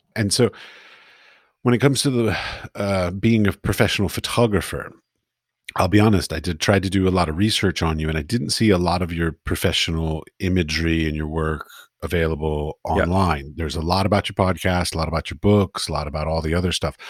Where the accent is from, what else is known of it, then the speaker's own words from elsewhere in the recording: Washington, District of Columbia, United States; moved away as an adult; now in Prague, Czech Republic; I grew up in Washington D.C.